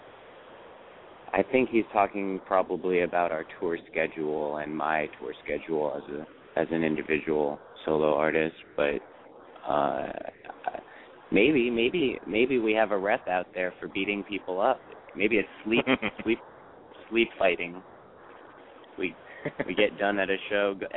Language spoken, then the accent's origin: English; Portland, Oregon, United States; born or raised there